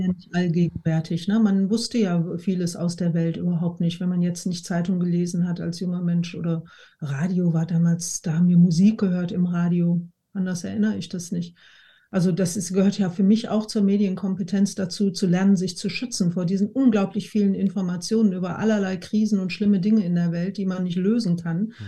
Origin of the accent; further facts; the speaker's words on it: Essen, North Rhine-Westphalia, Germany; wir sind in Essen aufgewachsen